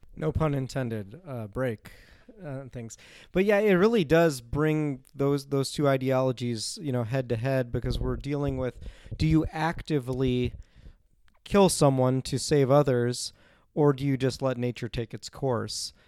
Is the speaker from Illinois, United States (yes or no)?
yes; Chicago, Illinois, United States; now in South Dakota, United States; I'm originally from Chicago, Illinois